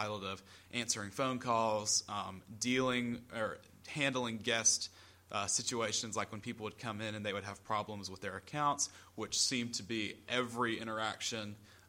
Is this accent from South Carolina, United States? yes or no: yes; South Carolina, United States; so you grew up in the Upstate. I grew up in the Midlands, which really doesn't have too much of an effect, but different areas.